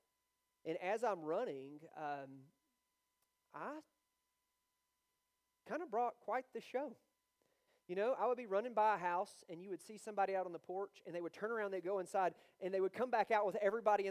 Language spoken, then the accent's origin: English; Georgia, United States; I'm from Georgia.